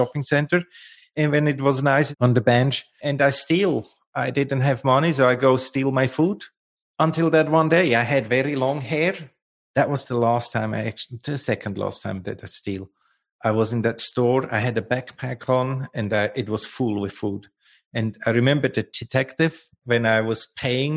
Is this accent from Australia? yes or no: no; Lucerne, Switzerland; English is a second language; moved away; I was born and raised in Lucerne, in the heart of Switzerland.